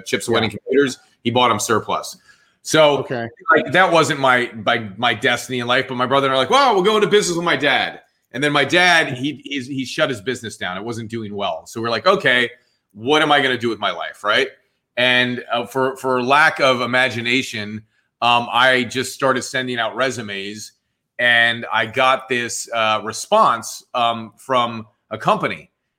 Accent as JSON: {"language": "English", "town": "Point Pleasant", "region": "New Jersey", "country": "United States", "tie": "born or raised there", "also_born_or_lived": "Short Hills, New Jersey / Florida", "accent": "Jersey", "moved": "as an adult", "said": "I was born in New Jersey, man. I'm a Jersey guy. Short Hills, New Jersey, and then grew up part of the time in Point Pleasant, Jersey Shore."}